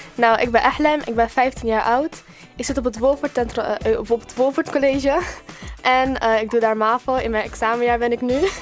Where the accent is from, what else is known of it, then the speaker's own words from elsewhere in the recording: Rotterdam, South Holland, Netherlands; ik ben 16 jaar, ik kom uit Hoogvliet